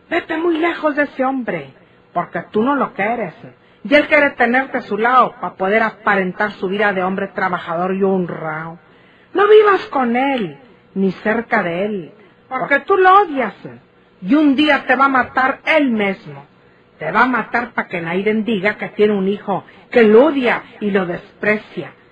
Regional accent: Laguna Sánchez, Nuevo León, Mexico; also born or lived in Loma en la Bruja; Ah, en eh, eh, Laguna Sánchez. Bueno, yo me crié en Laguna Sánchez, pero mi papá decía que nací en la Loma en la Bruja.

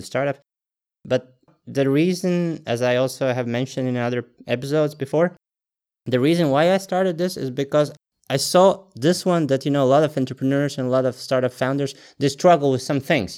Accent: Latvia; born and raised in Latvia.

